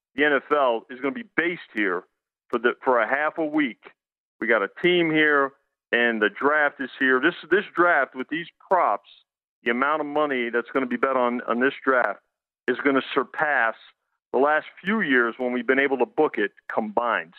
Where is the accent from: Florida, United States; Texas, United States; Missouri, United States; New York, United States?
New York, United States; New York metropolitan area, United States; I grew up in the New York metropolitan area